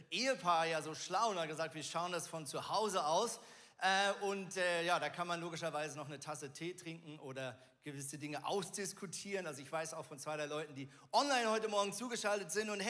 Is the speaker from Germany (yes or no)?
no; Switzerland; born there; ich bin ja Schweizer gebürtig